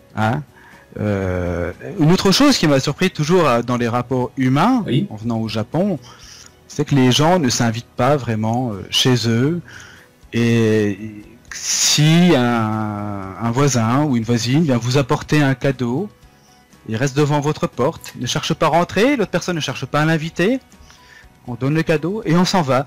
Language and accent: French; France; moved away as an adult; now in Japan; quand on vient de France